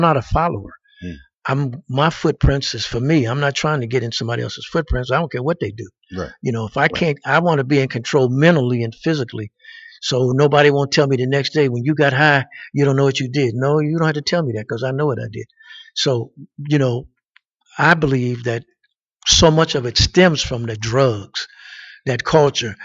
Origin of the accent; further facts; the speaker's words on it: Pittsburgh, Pennsylvania, United States; moved away; I'm originally from Pittsburgh